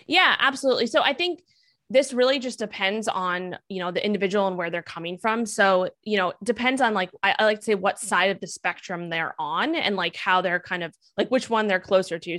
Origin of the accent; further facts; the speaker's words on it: New York City, New York, United States; also born or lived in Miami; I grew up in Manhattan, New York